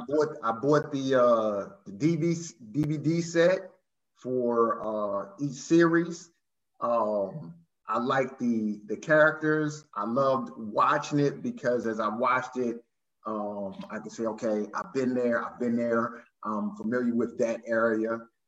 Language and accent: English; Baltimore, Maryland, United States; moved away as an adult; now in Fredericksburg, United States; Well, born and raised in Baltimore, Maryland, Charm City, not too far from D.C. Currently reside in Fredericksburg, Virginia, but born and raised in Baltimore, Maryland.